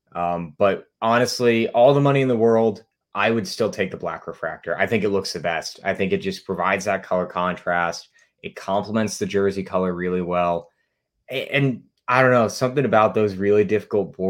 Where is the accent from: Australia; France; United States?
United States; New England; I'm from the New England area